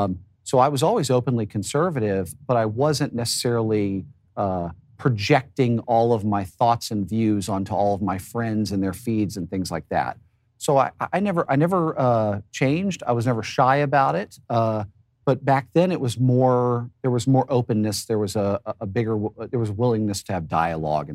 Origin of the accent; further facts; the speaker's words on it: Dallas, Texas, United States; moved away as an adult; also born or lived in Los Angeles, California; I grew up in Dallas, Texas